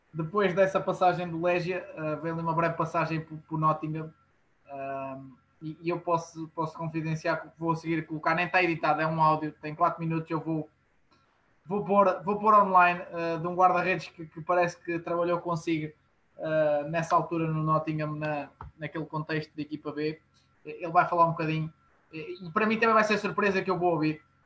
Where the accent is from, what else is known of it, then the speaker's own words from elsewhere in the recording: Portugal; como, como portugueses